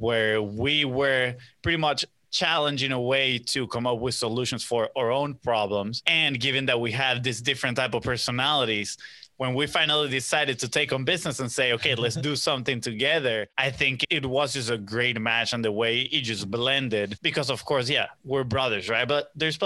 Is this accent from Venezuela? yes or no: yes; Venezuela; now in United States; we grew up in Venezuela, and it wasn't the same as here in the U.S.